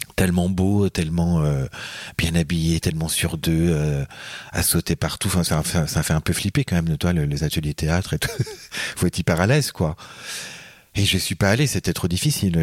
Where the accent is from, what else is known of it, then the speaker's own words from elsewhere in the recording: Deux-Sèvres, Poitou, Nouvelle-Aquitaine, France; moved away; also born or lived in Paris / Quebec; je suis euh, des Deux-Sèvres, du Poitou